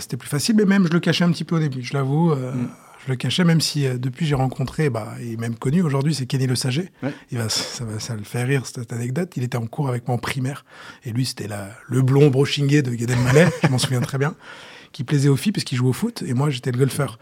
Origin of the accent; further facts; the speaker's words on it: Saint-Nom-la-Bretèche, Île-de-France, France; j'ai, j'ai grandi et je suis né à Saint-Nom-la-Bretèche